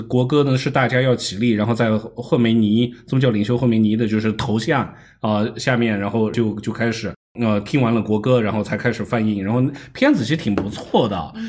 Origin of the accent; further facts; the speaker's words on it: Iran; 啊，那包括我在伊朗长大，不也是法国视野的？